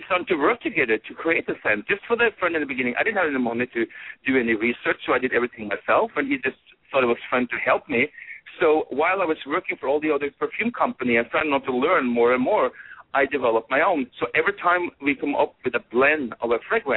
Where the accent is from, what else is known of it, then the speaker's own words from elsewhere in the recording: Norway; moved away; things that I grew up with in Norway